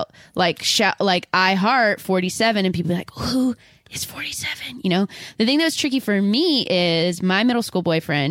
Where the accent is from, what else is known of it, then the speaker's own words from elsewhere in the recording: California, United States; I'm coming from Cali